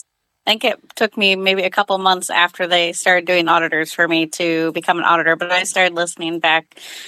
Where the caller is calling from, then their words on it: Eureka, Illinois, United States; From Eureka, Illinois.